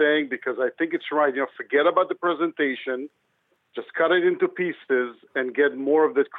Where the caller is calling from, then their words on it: New York City, New York, United States; I'm calling from New York City.